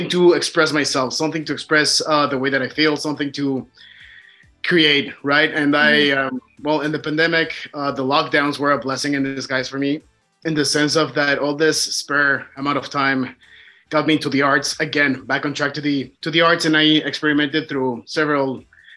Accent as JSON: {"language": "English", "region": "Mexico City", "country": "Mexico", "moved": "as an adult", "lives_now": "Ontario, Canada", "said": "I am originally from Mexico City."}